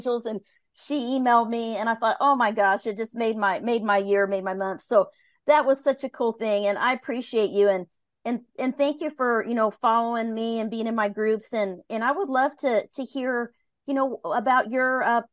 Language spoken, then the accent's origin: English; Midwest, United States; I was raised in the Midwest, and it was, the Bible Belt